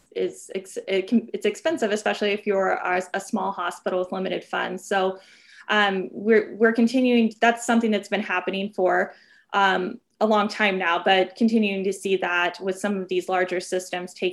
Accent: Southern Illinois, United States; now in Chicago, United States; I'm from a small rural town in Southern Illinois, and growing up, my hometown lost its hospital

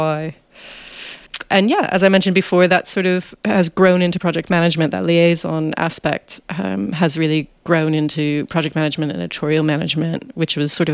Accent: United States; moved away as an adult; now in United Kingdom; as you can probably tell from my voice, I'm American, but I've lived in the UK for over 10 years now

